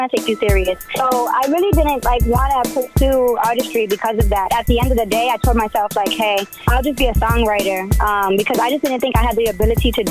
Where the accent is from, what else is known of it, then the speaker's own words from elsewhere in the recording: Massachusetts, United States; I was born and raised here in Mass my entire